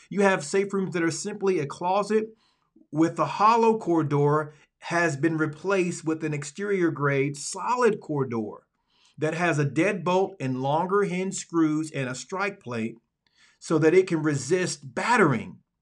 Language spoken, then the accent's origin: English; Alabama, United States; moved away as an adult; also born or lived in Dallas, Texas; I am from Alabama, the Deep South, the Dirty South